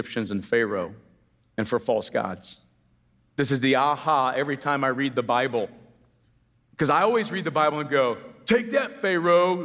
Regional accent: United States; I'm as American as apple pie

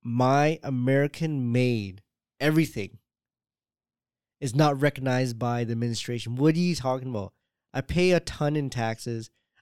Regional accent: Jamaica; That it's really hard to really say. I'm Jamaican.

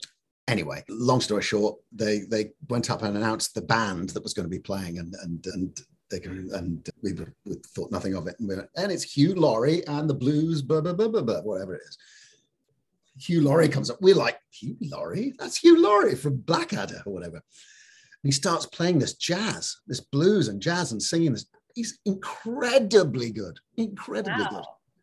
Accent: Scotland, United Kingdom; So I never really picked up actually being up in the north of Scotland

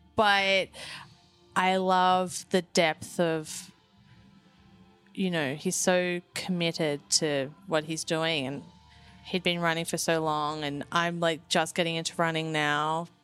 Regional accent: Phillip Island, Victoria, Australia; moved away; I grew up on Phillip Island

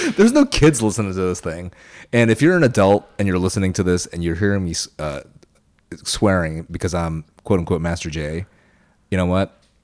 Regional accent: Lakeland, Florida, United States; born or raised there; English is a second language

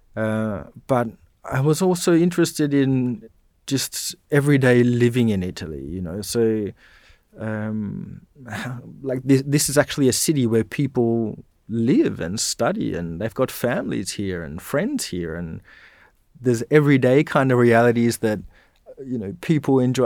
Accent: Dardanup, Western Australia, Australia; moved away as an adult; also born or lived in Bunbury / Perth; now in Canberra, Australia; I was born in Bunbury, but then really we, we lived, uh, in a town just outside of Bunbury called Dardanup

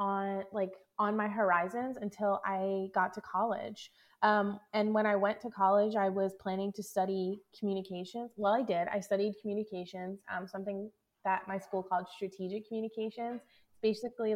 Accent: Philadelphia, Pennsylvania, United States; moved away as an adult; also born or lived in Kansas City; I'm originally from the Philadelphia area, but I found myself in Kansas City

